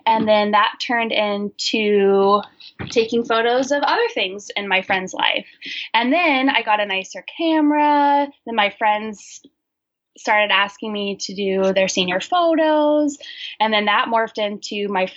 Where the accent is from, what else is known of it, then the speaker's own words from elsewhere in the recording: Olympia, Washington, United States; I grew up in Olympia, Washington, and I currently live in Olympia, Washington